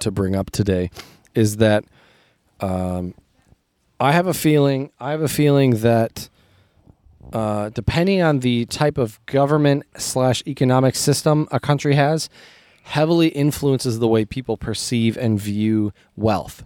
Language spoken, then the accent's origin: English; United States; I grew up as an American